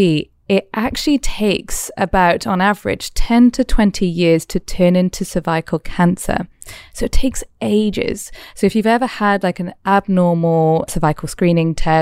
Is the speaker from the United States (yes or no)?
no; Wales, United Kingdom; now in Australia; I'm from Wales. I probably say things differently all over again